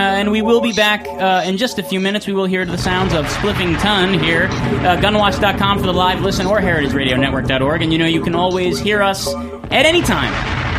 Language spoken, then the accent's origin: English; New Jersey, United States; I'm from Jersey, so, like, the only park we had was Hackettstown.